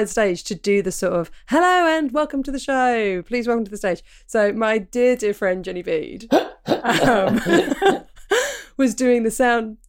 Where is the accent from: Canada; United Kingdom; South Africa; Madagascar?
United Kingdom; Portsmouth, South East England; moved away; when I was growing up in Portsmouth, you don't really get the snow there.